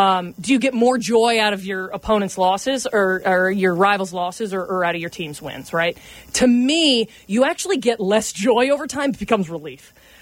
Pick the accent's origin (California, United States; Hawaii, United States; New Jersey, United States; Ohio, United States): Ohio, United States; Cincinnati; also born or lived in Wisconsin; I was in Cincinnati.